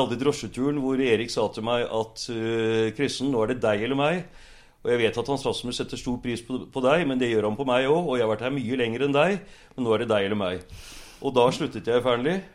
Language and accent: Norwegian; Bærum, Akershus, Norway; also born or lived in Oslo; now in Sørkedalen, Norway; Jeg vokste opp faktisk i Bærum på Lysaker.